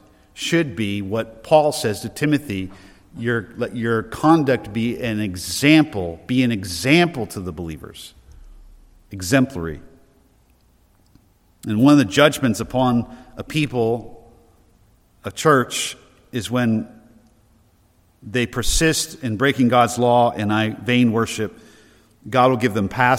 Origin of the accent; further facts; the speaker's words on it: New Hampshire, United States; we're from New Hampshire